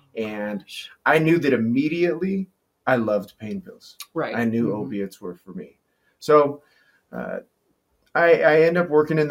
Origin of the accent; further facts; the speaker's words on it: Nevada, United States; growing up in Lake Tahoe, Nevada, I just being a mountain kid